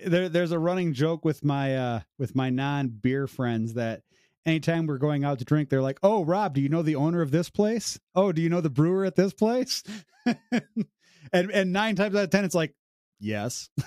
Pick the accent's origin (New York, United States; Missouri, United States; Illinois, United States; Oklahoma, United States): Illinois, United States; now in Ontario, Canada; I'm originally from Illinois, I moved here